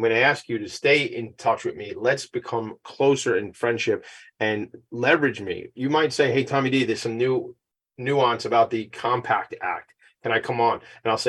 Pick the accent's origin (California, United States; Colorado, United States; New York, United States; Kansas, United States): New York, United States; Long Island; I'm not from the South. I'm from Strong Island.